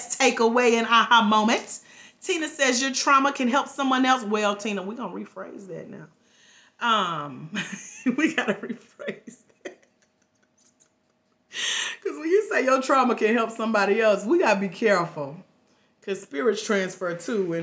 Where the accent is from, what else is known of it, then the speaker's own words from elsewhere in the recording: Georgia, United States; I'm from Georgia.